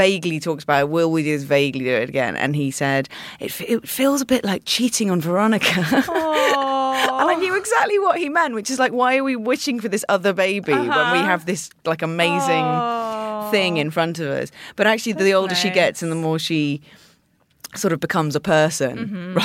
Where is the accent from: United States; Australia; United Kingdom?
United Kingdom; I'm British